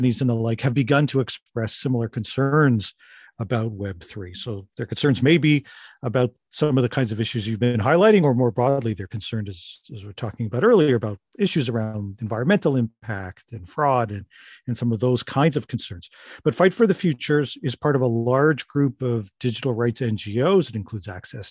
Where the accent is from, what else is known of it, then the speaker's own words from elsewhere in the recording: Canada; as a Canadian